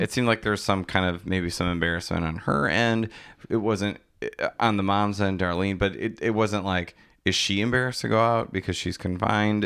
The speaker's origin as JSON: {"language": "English", "town": "DeForest", "region": "Wisconsin", "country": "United States", "tie": "born or raised there", "said": "I grew up in DeForest"}